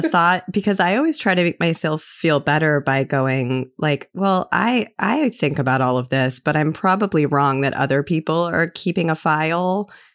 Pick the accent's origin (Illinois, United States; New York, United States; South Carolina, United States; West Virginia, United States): Illinois, United States; I'm from Illinois